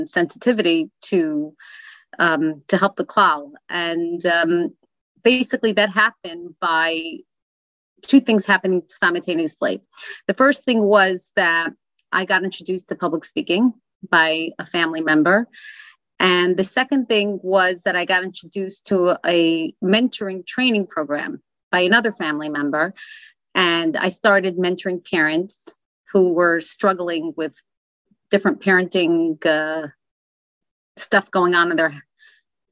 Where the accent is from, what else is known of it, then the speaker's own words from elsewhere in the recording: New York City, New York, United States; Where I grew up in Crown Heights, actually on Crown Street.